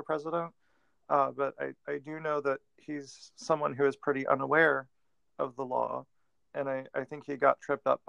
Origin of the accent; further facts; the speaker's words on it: United States; as an American